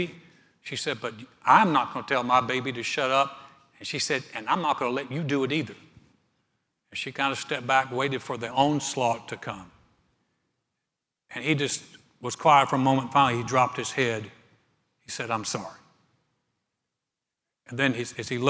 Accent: North Carolina, United States; moved away; We went to start a church in my hometown

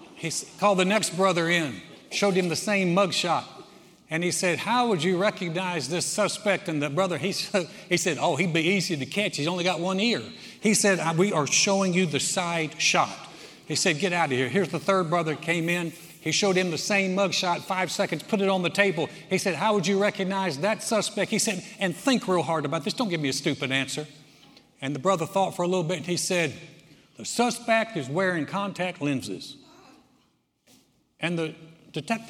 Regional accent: North Carolina, United States; moved away; my home state, North Carolina

